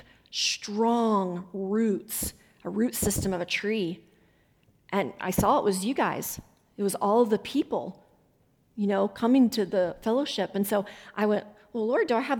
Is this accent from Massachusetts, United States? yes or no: no; West Virginia, United States; accent: Southern; moved away; I'm originally from West Virginia